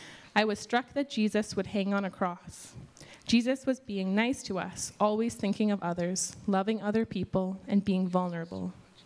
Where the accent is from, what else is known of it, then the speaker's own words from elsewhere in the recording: China; English is a second language; now in New York City, United States; I don't have particularly fond memories of growing up in China. I moved to New York City in 2013 to go to school